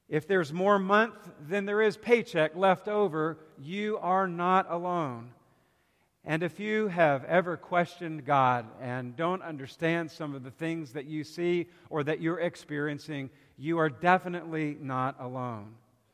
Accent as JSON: {"language": "English", "region": "South Carolina", "country": "United States", "said": "I'm from South Carolina, so we pull for the Gamecocks."}